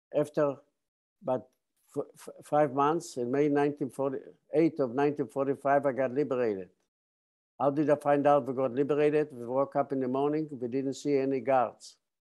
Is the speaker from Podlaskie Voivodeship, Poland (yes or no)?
yes; Bialystok, Podlaskie Voivodeship, Poland; now in San Diego, United States; I was born on June 27, 1928, in, in eastern part of Poland, the city of Bialystok.